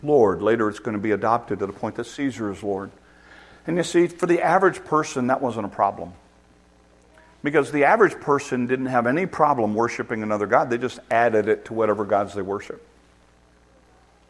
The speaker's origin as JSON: {"language": "English", "country": "United States", "said": "we're Americans and we're in an American culture"}